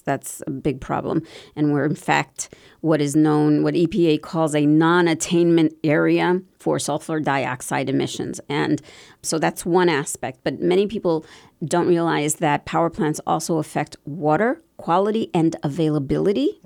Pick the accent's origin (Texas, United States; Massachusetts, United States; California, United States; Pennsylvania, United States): Pennsylvania, United States; Bethlehem; moved away; also born or lived in South Bronx, New York; when I was six years old, my parents moved to Bethlehem